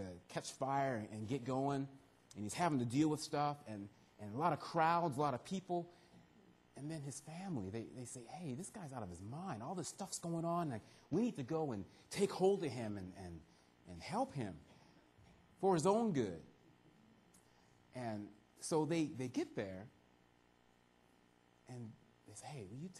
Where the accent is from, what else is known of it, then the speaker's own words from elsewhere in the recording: California, United States; moved away as an adult; also born or lived in York, Nebraska / Arizona; now in Canada; From California, that's where I grew up